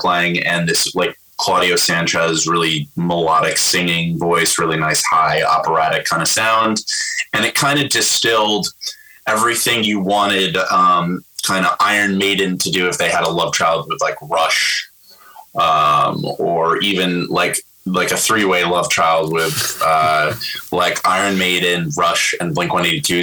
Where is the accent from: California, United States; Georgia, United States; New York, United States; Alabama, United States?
New York, United States; Nyack; my hometown from my, the same place I grew up with in Nyack